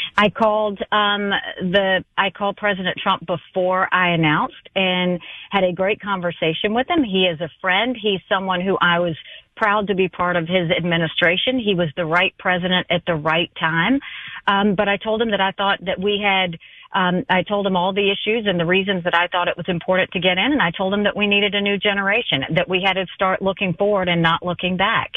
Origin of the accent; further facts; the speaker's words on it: South Carolina, United States; I grew up in a rural town in South Carolina, population 2,500, two stoplights